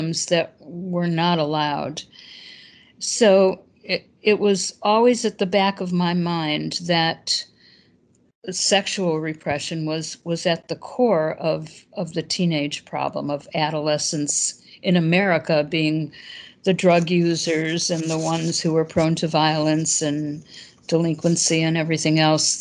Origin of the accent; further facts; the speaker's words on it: Chicago, Illinois, United States; moved away as an adult; also born or lived in Madison, Wisconsin; I was born and raised in Chicago.